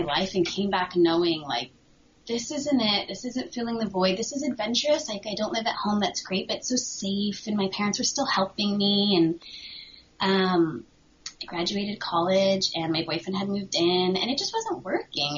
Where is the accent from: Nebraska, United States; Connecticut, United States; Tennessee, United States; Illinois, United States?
Connecticut, United States; moved away as an adult; I'm from Connecticut, so I understand the snow.